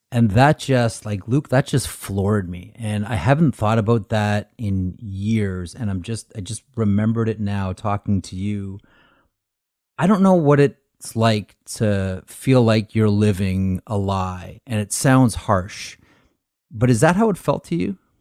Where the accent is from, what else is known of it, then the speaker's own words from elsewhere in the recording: Toronto, Ontario, Canada; I grew up playing hockey in Toronto